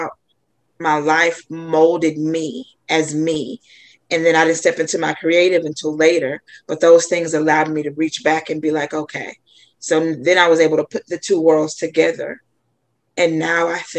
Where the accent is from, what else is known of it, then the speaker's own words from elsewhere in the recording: North Mississippi, United States; I grew up in North Mississippi